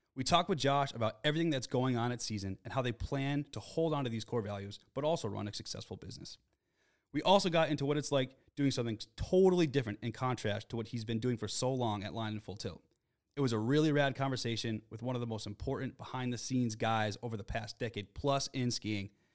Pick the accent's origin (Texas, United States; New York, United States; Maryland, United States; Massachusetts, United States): Massachusetts, United States; Springfield; I grew up in Western Massachusetts in Springfield